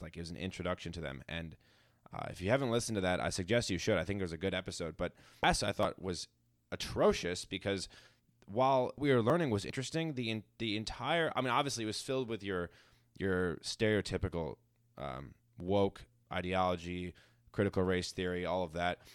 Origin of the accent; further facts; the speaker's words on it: United States; as an American